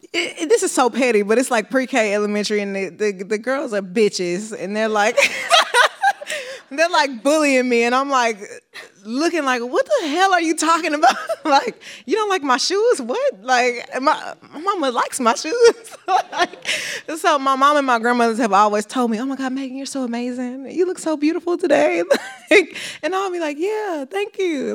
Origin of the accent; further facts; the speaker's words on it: Houston, Texas, United States; Growing up in Houston